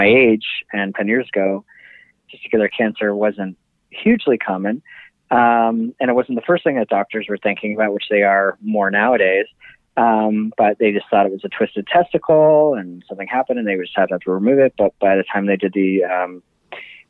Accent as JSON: {"language": "English", "country": "Canada", "tie": "born or raised there", "moved": "yes", "lives_now": "New York, United States", "said": "I'm Canadian"}